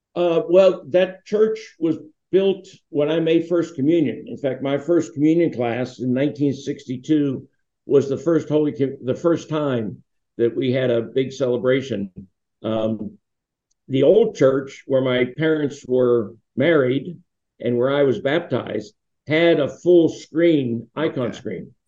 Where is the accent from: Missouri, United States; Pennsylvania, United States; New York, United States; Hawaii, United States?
Pennsylvania, United States; Duquesne; the church I grew up with in Saints Peter and Paul in Duquesne